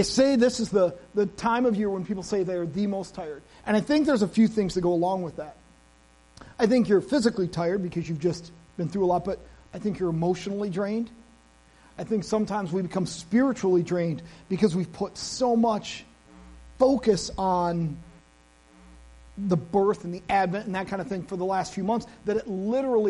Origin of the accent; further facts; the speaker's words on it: United States; I am an American.